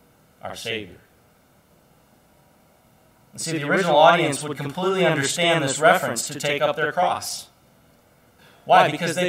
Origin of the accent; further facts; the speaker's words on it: Ireland; You know, I'm an Irish person, and so they have those certain issues with anger and things.